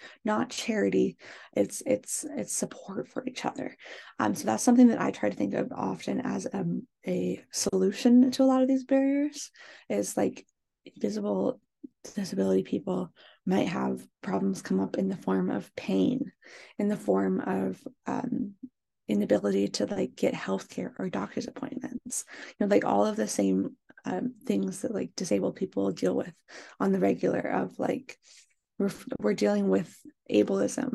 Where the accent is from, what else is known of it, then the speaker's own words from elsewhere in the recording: Pacific Northwest, United States; moved away as an adult; now in Michigan, United States; I grew up in the Pacific Northwest.